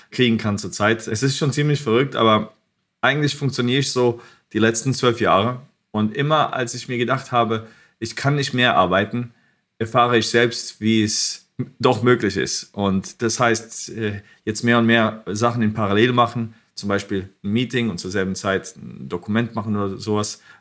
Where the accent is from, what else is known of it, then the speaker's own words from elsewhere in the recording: Croatia; born there; Und ich war geboren in Kroatien, wo auch Nikola Tesla herkommt.